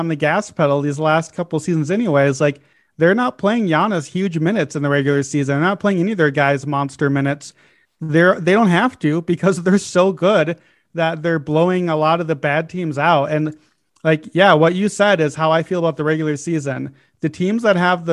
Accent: Chicago, Illinois, United States; My hometown Chicago

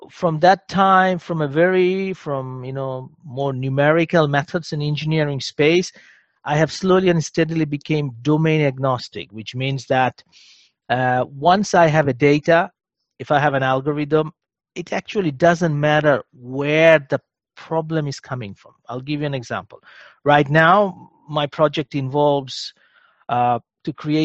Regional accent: Bangladesh; moved away as an adult; also born or lived in Germany; I'm originally from Bangladesh

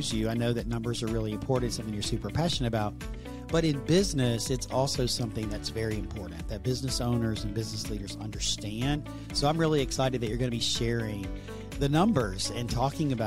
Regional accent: Texas, United States; accent: Southern; my Southern accent from Texas in the United States

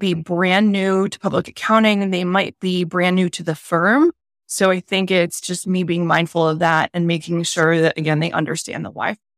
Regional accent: Northeast, United States; I am from the Northeast. I'm very direct

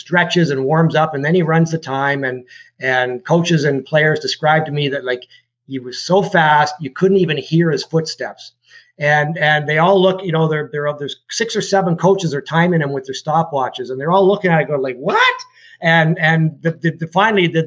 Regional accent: London, Ontario, Canada; now in Toronto, Canada; I grew up in London, Ontario

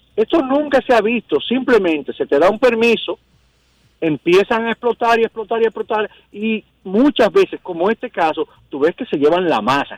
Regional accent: Dominican Republic; Como ciudadano dominicano

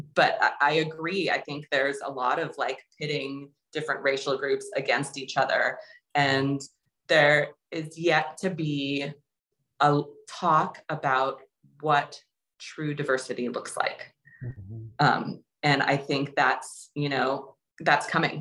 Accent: Southern California, United States; I would identify as Southern Californian

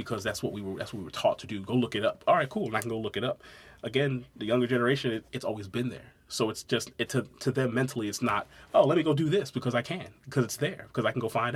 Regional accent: Brooklyn, New York, United States; also born or lived in St. Mary's County, Maryland; now in Waldorf, United States; I'm originally from Brooklyn. I've actually been living down in like St. Mary's County, though, since 99.

